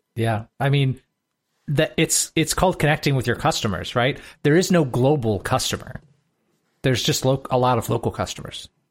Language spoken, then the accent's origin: English; Michigan, United States; moved away; where I grew up in Michigan